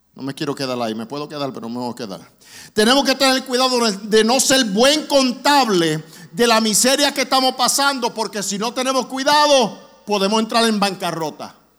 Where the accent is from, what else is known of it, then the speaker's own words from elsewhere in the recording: New York City, New York, United States; also born or lived in Orlando, Florida; now in Springfield, Missouri, United States; yo me crié en la iglesia en Brooklyn